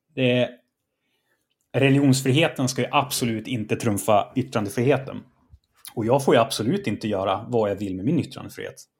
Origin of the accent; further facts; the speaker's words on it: Norrland, Sweden; jag är norrlänning. Det är en del av min kultur